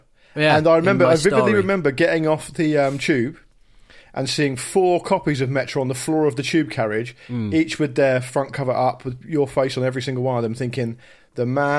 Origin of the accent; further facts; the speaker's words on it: Portsmouth, South East England, United Kingdom; I'm from Portsmouth, mate. I know what a wren is.